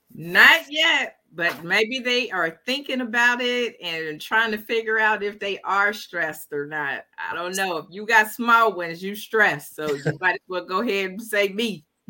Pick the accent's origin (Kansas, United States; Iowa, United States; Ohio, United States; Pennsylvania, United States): Ohio, United States; Dayton; Dayton, Ohio, my hometown